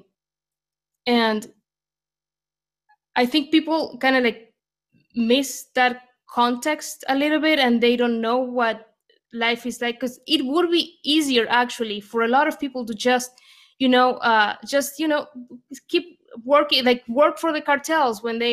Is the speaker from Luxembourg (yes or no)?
no; Argentina; moved away as an adult; now in United States; I'm an immigrant from Argentina, and I came here